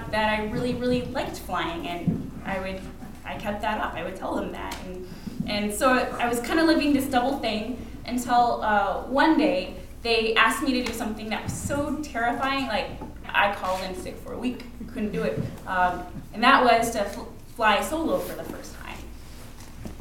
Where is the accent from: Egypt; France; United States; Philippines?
United States; Anchorage, Alaska; Growing up in Anchorage, Alaska, it was pretty common to have pilots around